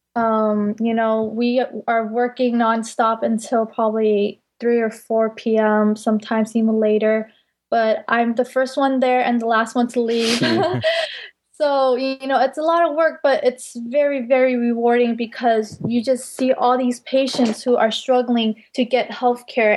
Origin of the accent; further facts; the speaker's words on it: Bay Area, California, United States; I'm primarily from the Bay Area